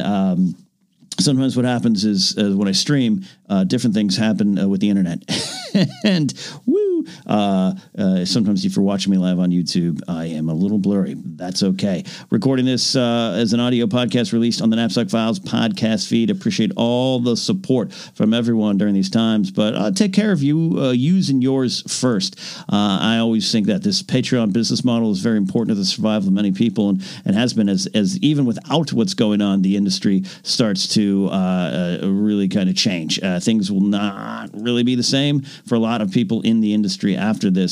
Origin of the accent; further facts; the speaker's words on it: San Luis Obispo County, California, United States; my hometown just kind of went on the same kind of partial kind of not lockdown, but clamp down is I think the correct way to say it. San Luis Obispo County